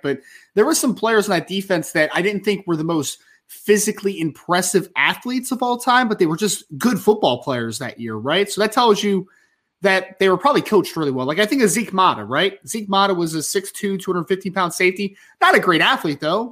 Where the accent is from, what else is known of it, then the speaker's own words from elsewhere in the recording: outside of Philadelphia, Pennsylvania, United States; also born or lived in South Jersey; I grew up twenty minutes outside of Philly